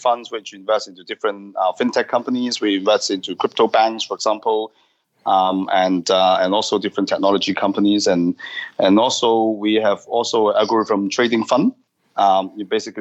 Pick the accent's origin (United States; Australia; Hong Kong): Hong Kong; moved away; I'm from Hong Kong originally